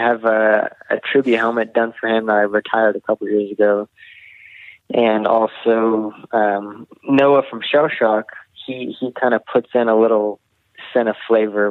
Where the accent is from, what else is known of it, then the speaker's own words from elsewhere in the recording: a few hours from Chico, California, United States; where I grew up was a few hours away